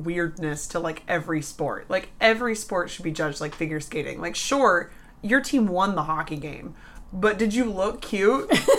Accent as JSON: {"language": "English", "country": "United States", "said": "We're American."}